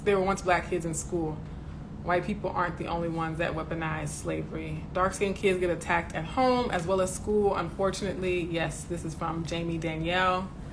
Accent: the South, United States; my neighborhoods growing up in the South

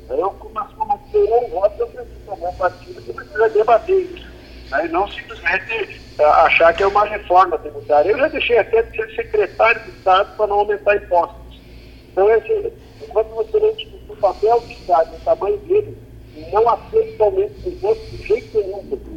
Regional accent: Rio Grande do Sul, Brazil; eu sou do Rio Grande do Sul.

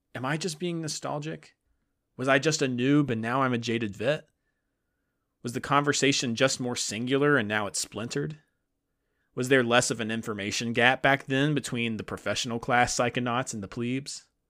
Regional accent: the South, United States; I'm a Southerner

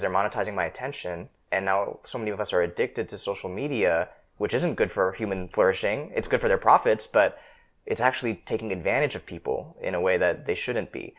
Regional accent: Seattle, Washington, United States; I grew up in Seattle

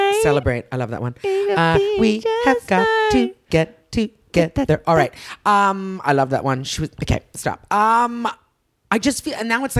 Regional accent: Canada; moved away as an adult; now in United States; I'm Canadian. What? And then I go, oh fuck, I'm an immigrant.

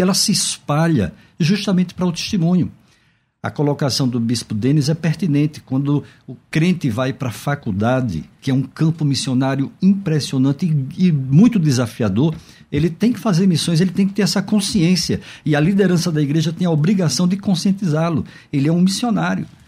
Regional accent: Northeast Region, Brazil; eu sou nordestino

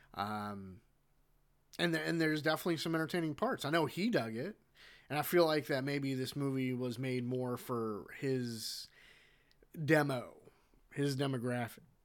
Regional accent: United States; I'm an American

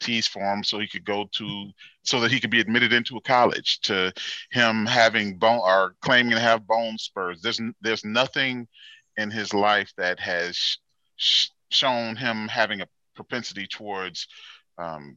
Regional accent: Gary, Indiana, United States; now in Indianapolis, United States; I was raised in Gary, and I've been here in Indianapolis for about 21 years or so.

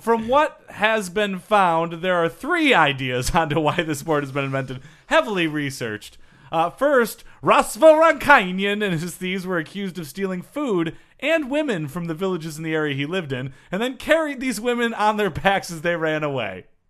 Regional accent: Michigan, United States; I'm from Michigan.

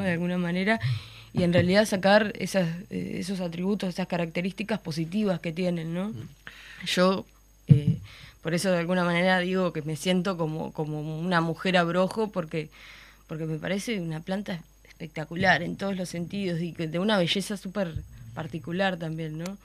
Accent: Florida, Uruguay; soy de Florida y tengo como un vínculo súper fuerte y anclado en el territorio, ¿no? En el lugar de donde yo vengo

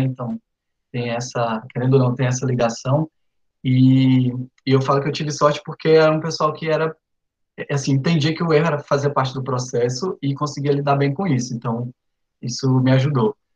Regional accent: Araguatins, Tocantins, Brazil; also born or lived in Recife; Sou tocantinense do Bico do Papagaio, no interior do estado, em Araguatins

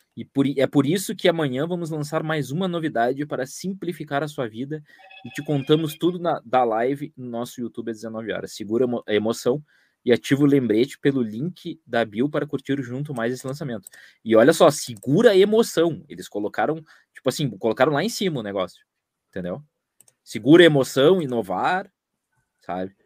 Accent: São Paulo, Brazil; Sou de São Paulo, corintiano

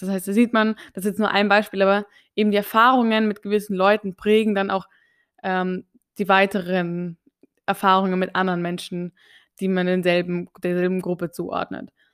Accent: Austria; ich gehöre ja zu den ÖsterreicherInnen

